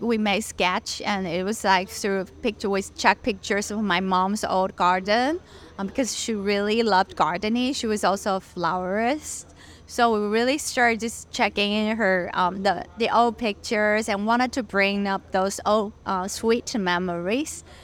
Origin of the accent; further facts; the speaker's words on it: Taiwan; moved away as an adult; also born or lived in Los Angeles, United States / California, United States; I was born in LA because my parents um, went to study and work in the US and and then they brought me back to Taiwan um, when I was little. But then I grew up in Taiwan and stayed until I graduated from college and moved back to California